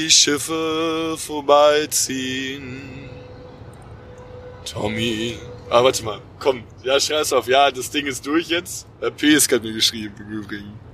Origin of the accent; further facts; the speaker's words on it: Cologne, North Rhine-Westphalia, Germany; wir natürlich als Kölner Jungen.